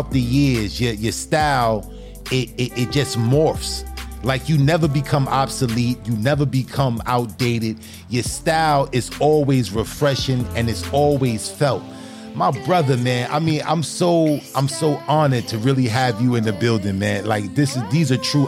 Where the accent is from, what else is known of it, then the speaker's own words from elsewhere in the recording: New York City, New York, United States; I'm from New York, Brooklyn